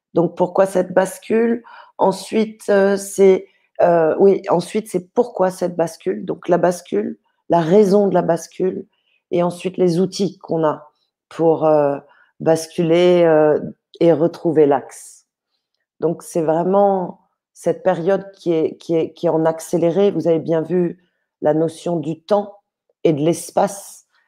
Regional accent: Paris, Île-de-France, France; je suis née à Paris, euh, dans des familles euh, plutôt aisées

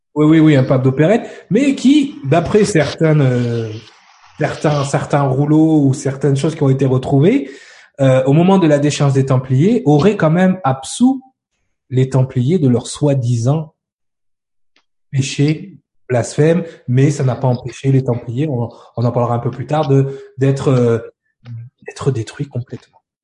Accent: France; en tant que Français

